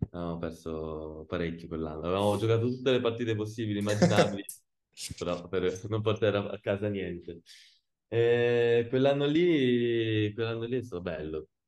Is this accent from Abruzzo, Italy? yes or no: yes; Pescara, Abruzzo, Italy; Sì, Pescara, ti dirò, io sono di Pescara, però non ho mai giocato a, a Pescara.